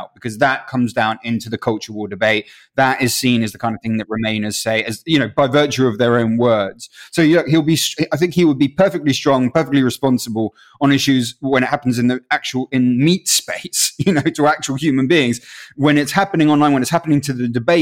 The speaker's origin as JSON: {"language": "English", "region": "London", "country": "United Kingdom", "said": "I'm from Belsize Park"}